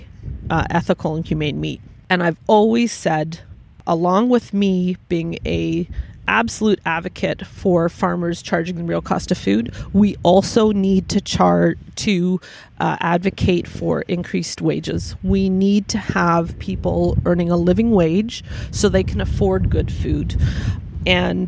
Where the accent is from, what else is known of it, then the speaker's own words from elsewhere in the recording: Vancouver, British Columbia, Canada; moved away; I was born and raised in Vancouver